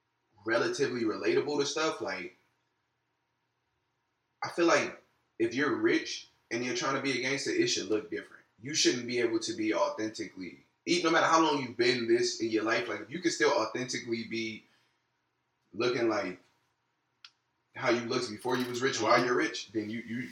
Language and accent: English; Compton, California, United States; I'm from Compton